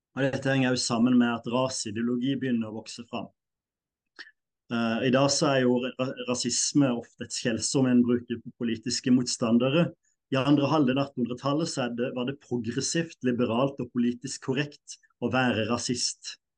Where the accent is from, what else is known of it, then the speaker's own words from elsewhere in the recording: Norway; jeg er nordmann, definitivt.